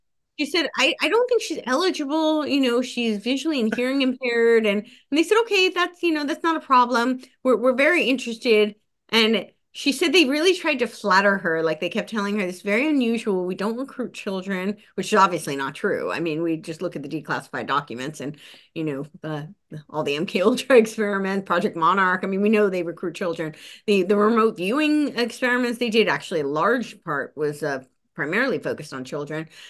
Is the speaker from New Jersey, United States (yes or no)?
yes; New Jersey, United States; moved away; also born or lived in Los Angeles; I grew up right outside New York City